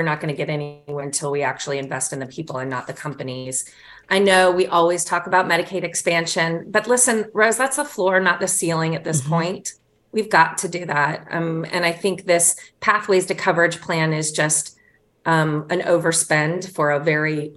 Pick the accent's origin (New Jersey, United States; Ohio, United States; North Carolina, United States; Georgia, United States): Georgia, United States; Warner Robins; I'm from Warner Robins, Georgia. I'm a Georgia girl